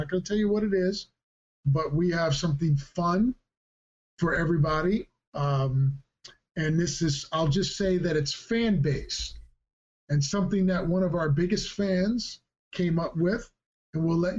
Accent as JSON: {"language": "English", "town": "Philadelphia", "region": "Pennsylvania", "country": "United States", "tie": "born or raised there", "said": "I'm a big hockey fan growing up in Philadelphia"}